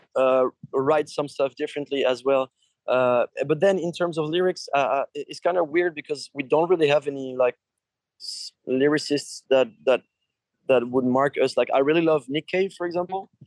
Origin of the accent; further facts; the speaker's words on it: France; we're from Europe we're French